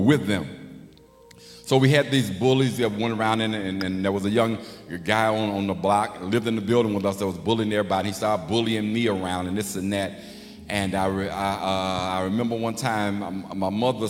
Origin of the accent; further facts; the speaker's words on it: Chicago, Illinois, United States; also born or lived in Memphis, Tennessee; I was born in Memphis. So when we moved to Chicago, I think I was maybe 4 or 5. But I grew up on the west side